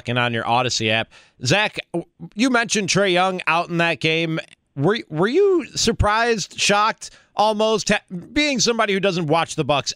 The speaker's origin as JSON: {"language": "English", "town": "Chicago", "region": "Illinois", "country": "United States", "tie": "born or raised there", "moved": "yes", "lives_now": "Milwaukee, United States", "said": "I grew up in Chicago"}